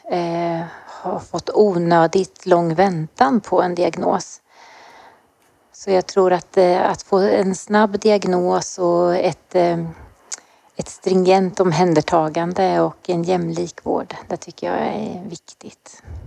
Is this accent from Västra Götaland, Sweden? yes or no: no; Östergötland, Sweden; accent: Östergötland; jag bor i Linköping, jag är östgöte, det hörs säkert